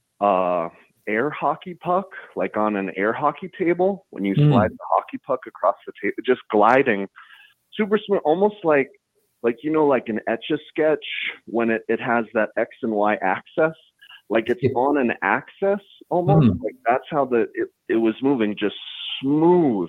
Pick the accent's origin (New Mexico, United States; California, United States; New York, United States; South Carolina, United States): New Mexico, United States; Taos; I grew up in northern New Mexico. I'm originally from Taos